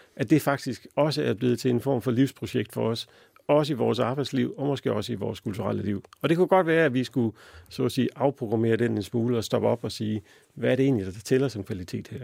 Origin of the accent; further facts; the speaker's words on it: Denmark; som danskere